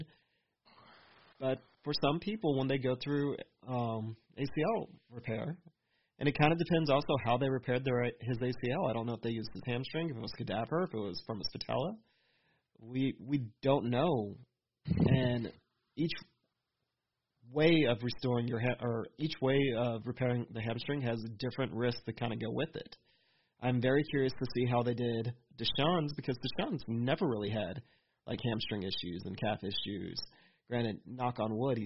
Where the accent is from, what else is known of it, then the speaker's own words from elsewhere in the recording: Lufkin, Texas, United States; I'm from Lufkin